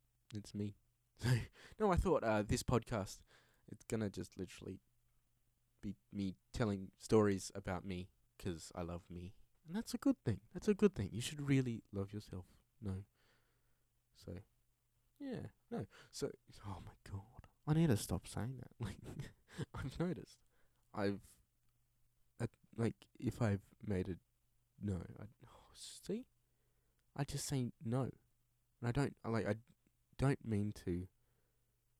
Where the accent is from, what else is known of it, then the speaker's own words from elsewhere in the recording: Perth, Western Australia, Australia; I am originally from Perth in Western Australia. I still live here.